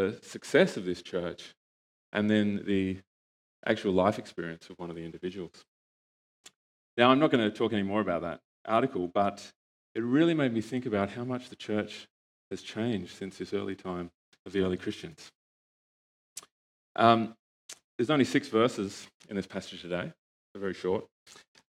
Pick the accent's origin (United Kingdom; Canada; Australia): Australia; moved away; my family and I come from Australia